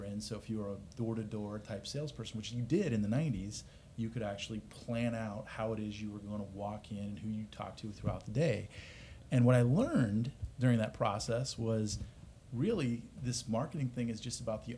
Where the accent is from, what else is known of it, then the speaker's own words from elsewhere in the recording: Omaha, Nebraska, United States; moved away as an adult; now in Austin, United States; So born and raised. That's how I got my start in the data business, was in Omaha. But yeah, my wife's from Iowa. I'm from Nebraska